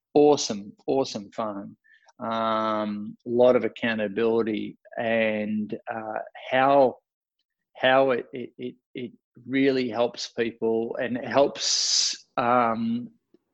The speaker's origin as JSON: {"language": "English", "country": "Australia", "accent": "Australian", "said": "my Australian accent"}